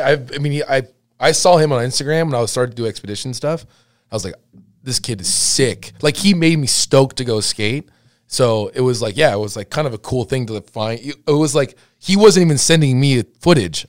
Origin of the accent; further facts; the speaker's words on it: Laguna Hills, California, United States; I grew up skating in Laguna Hills